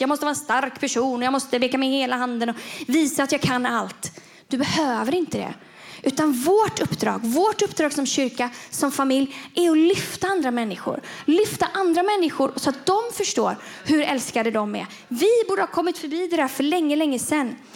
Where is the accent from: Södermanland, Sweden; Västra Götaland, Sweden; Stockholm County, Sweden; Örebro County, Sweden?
Västra Götaland, Sweden; Gothenburg; moved away; Göteborg. Det är där jag kommer ifrån.